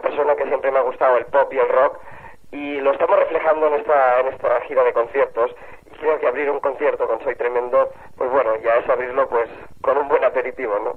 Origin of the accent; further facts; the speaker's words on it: Sabadell, Catalonia, Spain; mi infancia en Sabadell